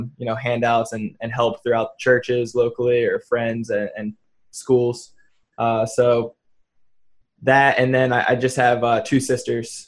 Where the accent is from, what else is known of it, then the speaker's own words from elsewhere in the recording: New Jersey, United States; moved away as an adult; I'm from New Jersey originally, and you know, I moved out here about 7 years ago